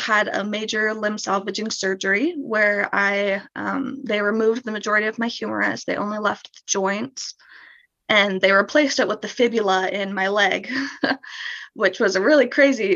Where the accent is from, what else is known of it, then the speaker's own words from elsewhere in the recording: St. Louis, Missouri, United States; moved away as an adult; I'm from St. Louis, Missouri.